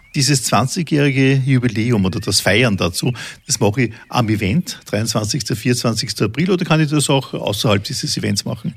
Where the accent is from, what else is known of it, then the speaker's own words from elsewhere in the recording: Vienna, Austria; als Wiener